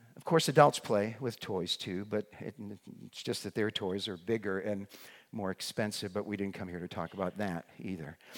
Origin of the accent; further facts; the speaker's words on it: northeastern Massachusetts, United States; moved away; also born or lived in Brookline, Massachusetts; I grew up in northeastern Massachusetts, right up near the New Hampshire line